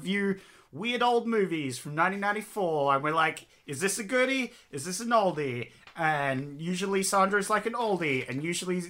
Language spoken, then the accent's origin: English; Australia